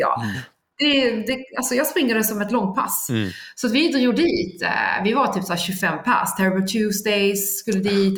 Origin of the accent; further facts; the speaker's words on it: Skåne, Sweden; jag är ju då skåning